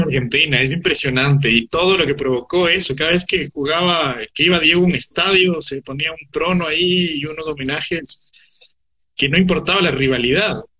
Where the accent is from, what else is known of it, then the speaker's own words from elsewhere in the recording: Ecuador; yo como ecuatoriano